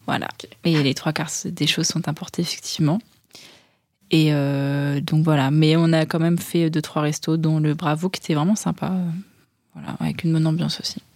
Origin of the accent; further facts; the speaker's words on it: Caen, Normandy, France; moi, je viens de Caen